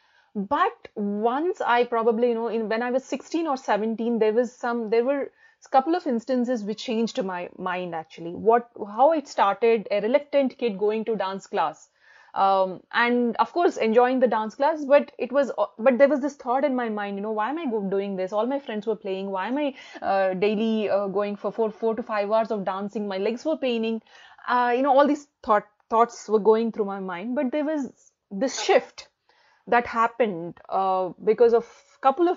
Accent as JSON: {"language": "English", "country": "India", "also_born_or_lived": "Hyderabad / Delhi / Kuala Lumpur", "moved": "as an adult", "lives_now": "United Kingdom"}